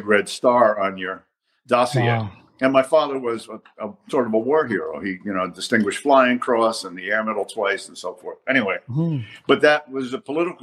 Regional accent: New York City, New York, United States; moved away as an adult; now in Los Angeles, United States; I grew up in Greenwich Village.

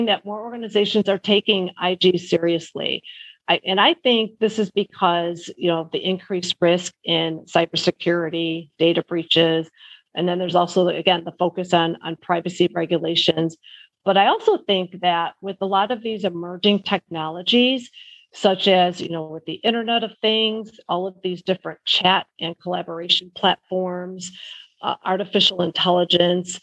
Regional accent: Chicago, Illinois, United States; Grew up, born and raised in the Chicago area. Lived in a suburb outside of Chicago.

